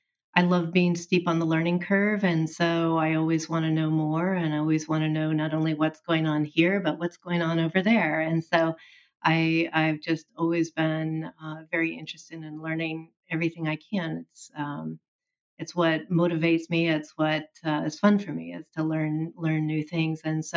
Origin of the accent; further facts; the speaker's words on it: Oklahoma, United States; Well, it was all I knew for a significant part of my early life into adulthood.